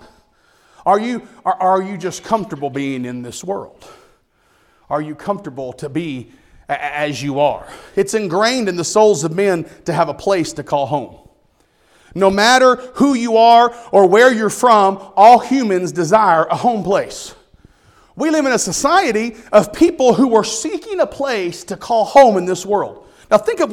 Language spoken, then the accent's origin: English; United States; I'm an American. And I'm proud to be an American